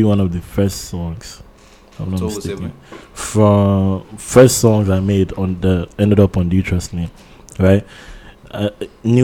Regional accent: Jos, Plateau, Nigeria; also born or lived in Lagos, Nigeria; now in Ottawa, Canada; I lived in Jos. I was born in Jos. First 3 years of my life, I was there

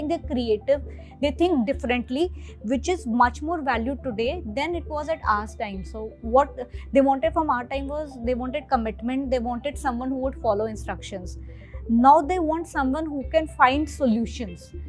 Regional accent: Chandigarh, India; moved away as an adult; also born or lived in Delhi; I come from a small town. I'm from Chandigarh and I suddenly reached Delhi

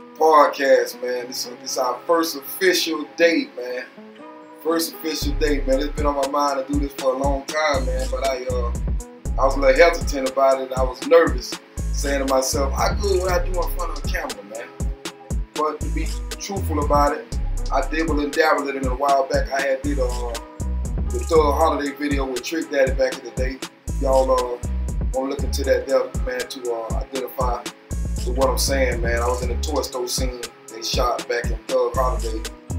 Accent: Liberia; I'm from Hollywood, Liberia. Growed up, born and raised, man, Kingston, Money Corner. The first Money Corner, they got this new Liberia down or not, but I'm from the old Liberia, man.

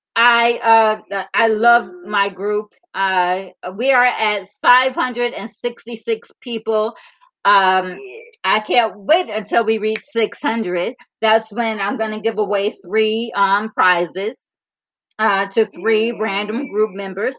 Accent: Michigan, United States; we are we're both from Michigan

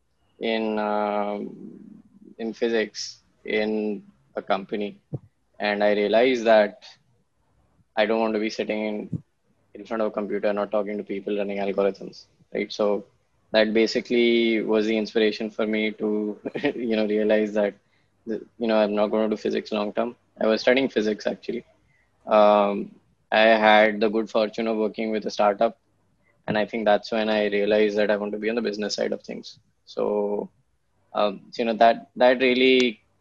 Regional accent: Pune, Maharashtra, India; also born or lived in Kanpur / Jamshedpur / Mumbai / Ahmedabad; So I'm actually in Pune. It's the city I grew up in. And I still live here

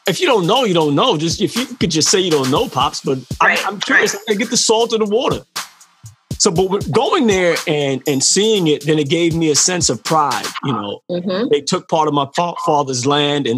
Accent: Barbados; moved away; I'm from Barbados.

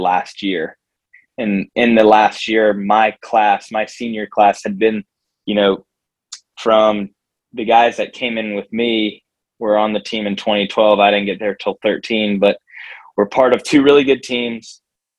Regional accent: Jacksonville, Florida, United States; I grew up in Jacksonville

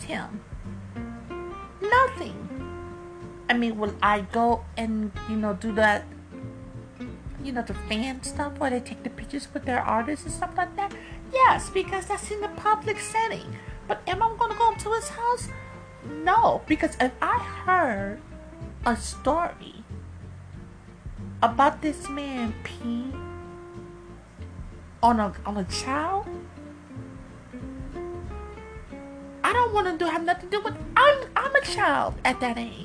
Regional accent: Chicago, Illinois, United States; I am from Chicago

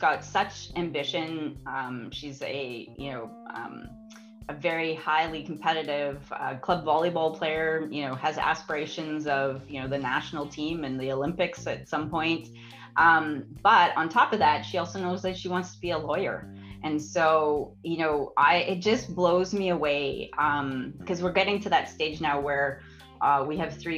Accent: Alberta, Canada; I was born and raised in Alberta

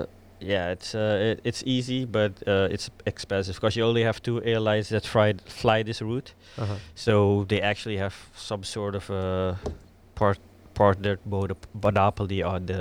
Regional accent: Suriname; moved away as an adult; now in Netherlands; I was born in Suriname, and when I was about 29, I moved here for my girlfriend, who is now my wife.

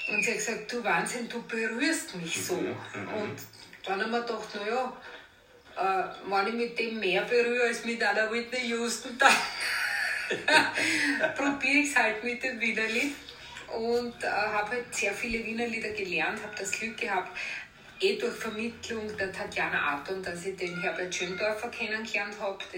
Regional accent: Vienna, Austria; ich bin ja im Theater an der Wien quasi aufgewachsen, weil meine Eltern haben dort die, äh, die Kantine und die Rangbuffets gehabt, über 30 Jahre.

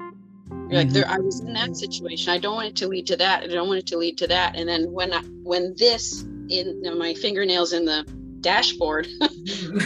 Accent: Detroit, Michigan, United States; I'm from Detroit

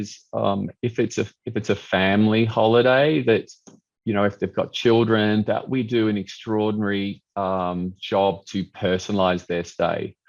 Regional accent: Australia; moved away as an adult; also born or lived in Brisbane; as a kid growing up in Australia

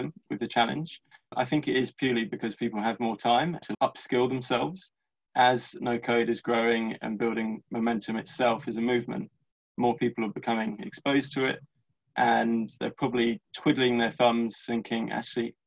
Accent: London, United Kingdom; I'm from London

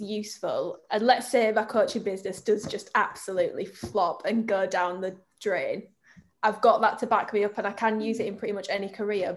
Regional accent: Bradford, Yorkshire and the Humber, United Kingdom; I'm from Bradford.

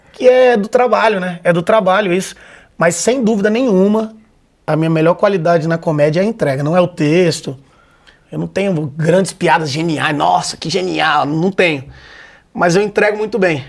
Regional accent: Vitória, Espírito Santo, Brazil; moved away as an adult; now in São Paulo, Brazil; Sou de Vitória, Espírito Santo. Formei engenharia lá, né? Tal, vivi a vida toda lá. E aí vim para São Paulo

